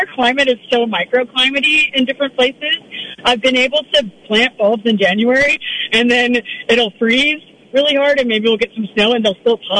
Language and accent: English; Texas, United States; also born or lived in Oakland, California; now in Northern California, United States; I moved up from Oakland. I'm originally from Texas, and I've been in the area for 4 years full-time